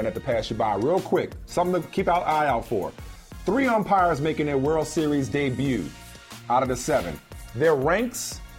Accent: New Orleans, Louisiana, United States; Growing up in New Orleans, I was an Atlanta Braves fan

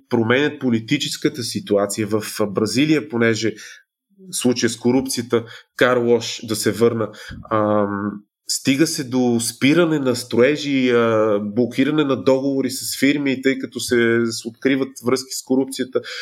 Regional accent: Bulgaria; като българи сме зависими

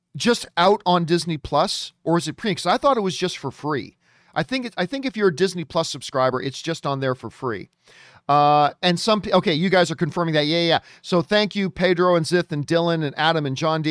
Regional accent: Hamilton, Ontario, Canada; Hamilton is my hometown. Hamilton, Ontario, Canada

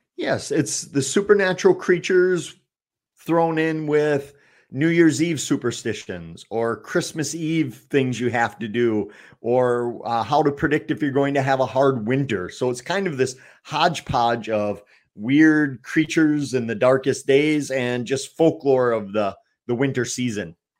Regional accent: Eau Claire, Wisconsin, United States; my hometown of Eau Claire

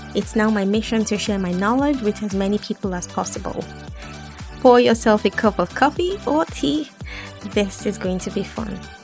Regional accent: Lagos, Nigeria; moved away; I grew up in Islam in Lagos, in Nigeria

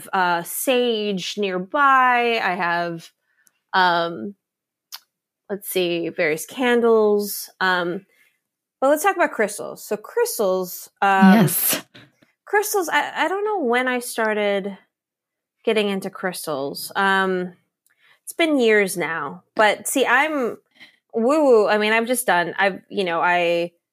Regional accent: Laos; I'm from Laos. We believe in ghosts.

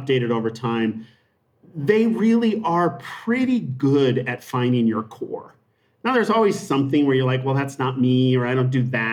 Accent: Montana, United States; moved away; I grew up in Montana.

